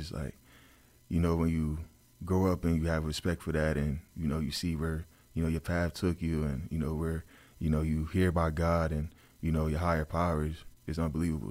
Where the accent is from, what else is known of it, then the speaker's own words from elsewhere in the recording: New Jersey, United States; I'm from New Jersey